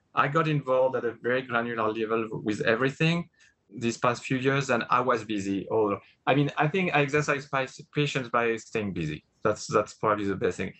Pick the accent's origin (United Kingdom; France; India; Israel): France; English is a second language; moved away as an adult; grew up in France, spoke I didn't I barely spoke any English at the time